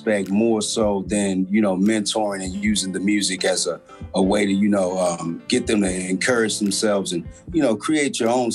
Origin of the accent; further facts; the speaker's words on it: St. Louis, Missouri, United States; my community growing up in Matthew Dickey Boys and Girls Club